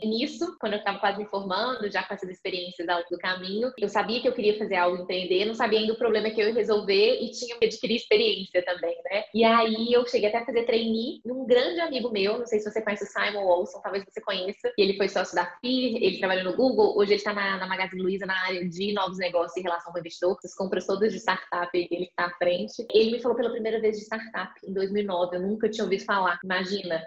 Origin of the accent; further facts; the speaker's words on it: Minas Gerais, Brazil; accent: mineiro; moved away as an adult; also born or lived in Belo Horizonte; now in São Paulo, Brazil; sou mineira, já deu para ver aqui, né? Pelo pouco de tempo que a gente está conversando, pelo sotaque